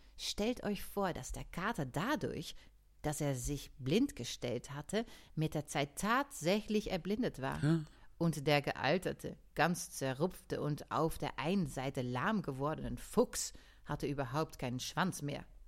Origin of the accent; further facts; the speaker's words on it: Netherlands; born or raised there; moved away